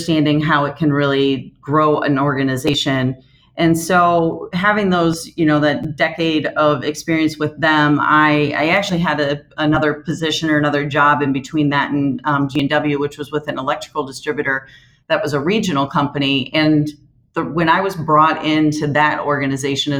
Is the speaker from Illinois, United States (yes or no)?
yes; Moline, Illinois, United States; that was my hometown